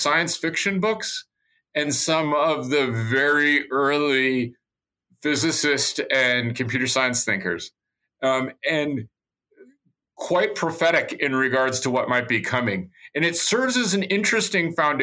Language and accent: English; Nebraska, United States; I grew up in Nebraska